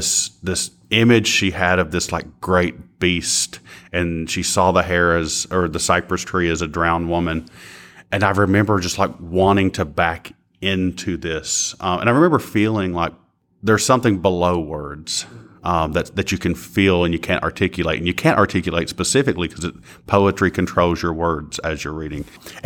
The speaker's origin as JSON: {"language": "English", "region": "Kentucky", "country": "United States", "said": "I'm from Floyd County, Kentucky, so eastern Cofields of the state."}